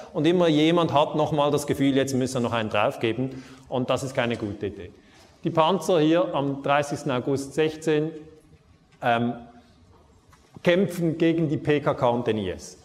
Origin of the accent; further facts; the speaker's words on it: Switzerland; ich komme aus der Schweiz